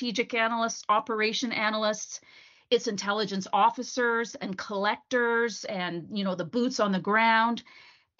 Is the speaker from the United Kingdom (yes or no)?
no; Vancouver, British Columbia, Canada; Vancouver, my hometown